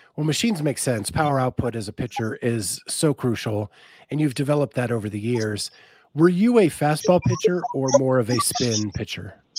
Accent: Pennsylvania, United States; where I grew up in Pennsylvania

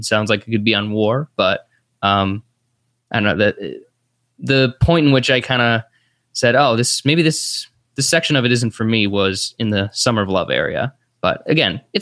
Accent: United States; as an American

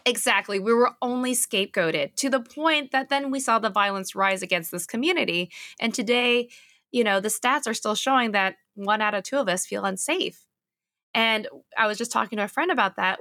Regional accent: California, United States; also born or lived in Silicon Valley / Los Angeles; I'm California native, so born and raised here

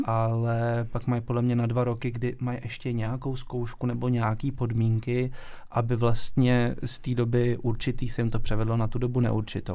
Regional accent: Ústí nad Labem, Ústí nad Labem Region, Czechia; moved away; also born or lived in Weiden, Germany; jsem vlastně původem z Ústí, takže je to jako hodně pohraniční

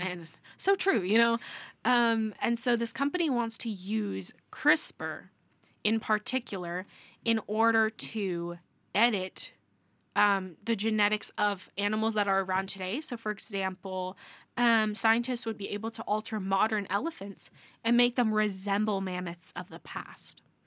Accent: United States; as an American

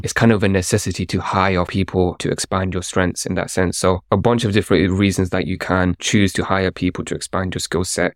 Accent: London, United Kingdom; I grew up in London

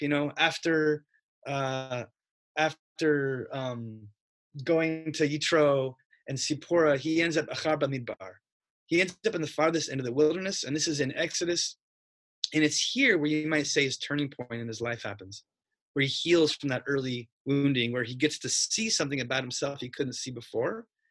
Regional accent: Spokane, Washington, United States; moved away as an adult; I grew up in Spokane, Washington

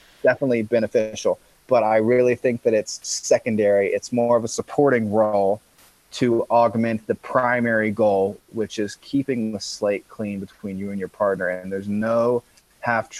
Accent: Columbus, Ohio, United States; moved away as an adult; also born or lived in Grass Valley, California; I'm initially from Columbus, Ohio

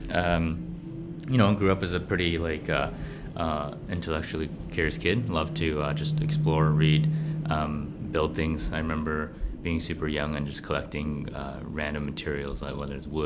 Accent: Vancouver, British Columbia, Canada; also born or lived in Beijing, China / Burnaby; I was born in Beijing actually, and I moved to Vancouver when I was uh, very young, at the age of six. So I grew up in Vancouver, um, Vancouver proper for elementary school and, uh, and, and Burnaby later for, for high school.

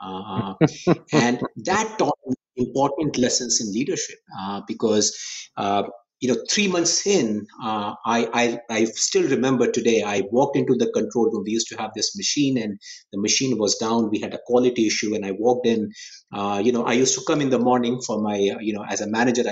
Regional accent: India; moved away as an adult; now in United States; I grew up in India. I grew up in a small town in India, you know, not one of the big cities

